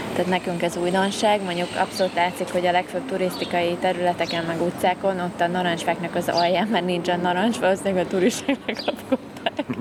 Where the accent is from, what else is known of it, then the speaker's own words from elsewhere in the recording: Hungary; tipikus magyarok vagyunk